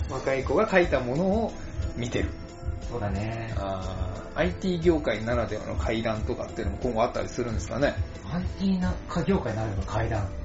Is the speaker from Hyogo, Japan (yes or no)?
no; Wakayama, Japan; 小さい時に、 ち ょっと和歌山に住んでる頃なんですけど、和歌山、うん、